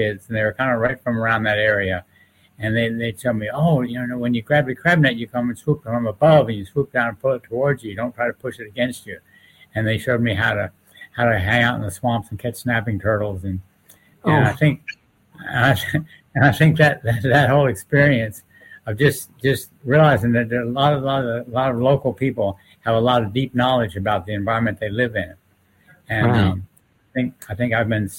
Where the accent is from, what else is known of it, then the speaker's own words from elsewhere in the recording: Maryland, United States; I was raised on an estuary of the Chesapeake Bay